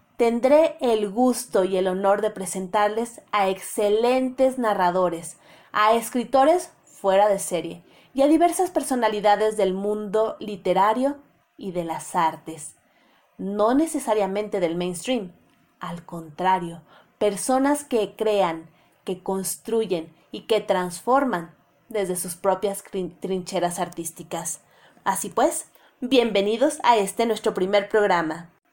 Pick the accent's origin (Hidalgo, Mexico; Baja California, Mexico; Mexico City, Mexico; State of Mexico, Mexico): Mexico City, Mexico; Soy mexicana, nacida en la Ciudad de México